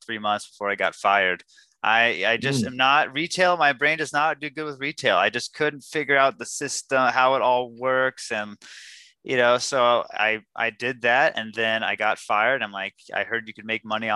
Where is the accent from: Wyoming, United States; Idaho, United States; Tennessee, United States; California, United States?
California, United States; San Diego; moved away as an adult; also born or lived in Philippines; now in Bend, United States; Born and raised in San Diego. Grew up there, went to San Diego State University, had some fun. So I was in San Diego till about 2014.